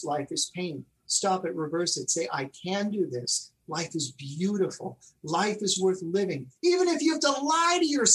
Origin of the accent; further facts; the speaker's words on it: New York City, New York, United States; moved away; I grew up in Elmhurst